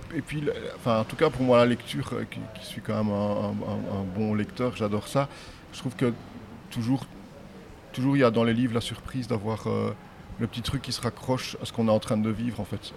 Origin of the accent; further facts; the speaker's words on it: Namur, Wallonia, Belgium; De Namur en Belgique